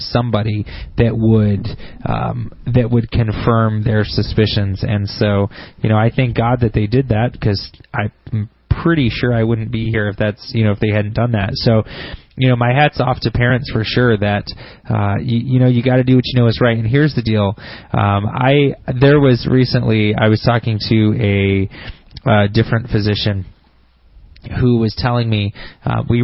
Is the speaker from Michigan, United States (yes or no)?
yes; Grand Blanc, Michigan, United States; smart people live in Grand Blanc